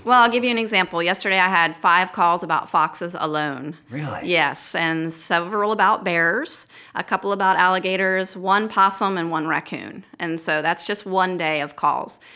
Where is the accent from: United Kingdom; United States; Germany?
United States; Baltimore, Maryland; also born or lived in Hooper's Island, Maryland; now in Lake Martin, Alabama, United States; I grew up in Baltimore City